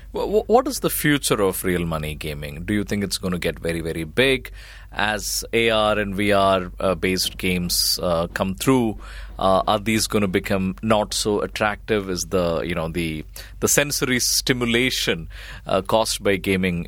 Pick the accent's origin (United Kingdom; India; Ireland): India; Kerala; when we were growing up in Kerala